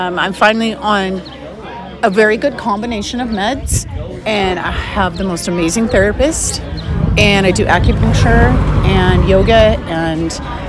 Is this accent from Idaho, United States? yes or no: yes; Jerome, Idaho, United States; born or raised there; now in Boise, United States